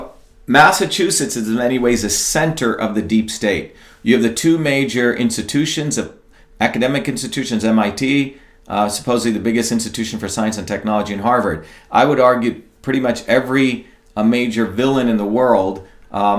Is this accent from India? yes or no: yes; India; moved away; I grew up in India in a small village